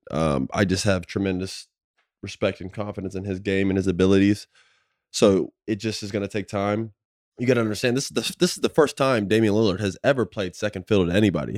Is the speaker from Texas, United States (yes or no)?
no; Orlando, Florida, United States; I'm like, "Florida." They're like, "Oh, where?" I'm like, "Orlando."